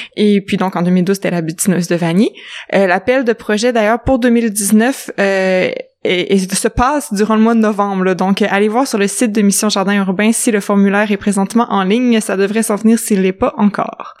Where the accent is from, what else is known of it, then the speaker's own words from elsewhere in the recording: Quebec City, Quebec, Canada; on est de Québec